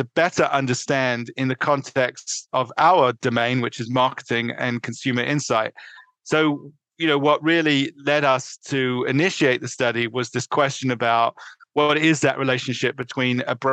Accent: London, United Kingdom; moved away as an adult; also born or lived in New York City, United States; now in Connecticut, United States; I was born in northeast London, in suburban London, let's put it, and I grew up through undergraduate living in England

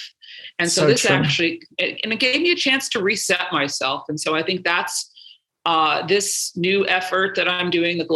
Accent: New York, United States; I'm from New York

